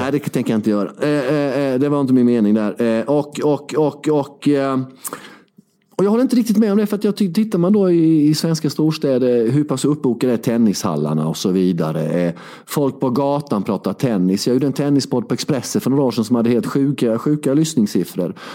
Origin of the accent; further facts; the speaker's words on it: Värnamo, Jönköping County, Sweden; det var Värnamo där jag kommer ifrån, i Småland, uppvuxen